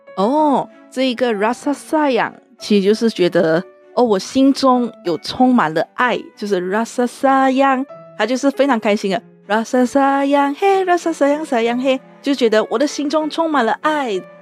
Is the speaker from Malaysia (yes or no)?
yes; Klang, Selangor, Malaysia; now in Taiwan; 我来自一个小城市，叫做巴生，它是在吉隆坡的旁边的一个小城市